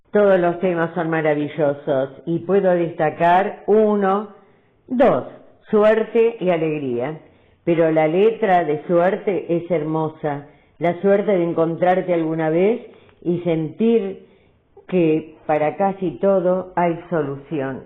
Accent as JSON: {"language": "Spanish", "region": "Buenos Aires", "country": "Argentina"}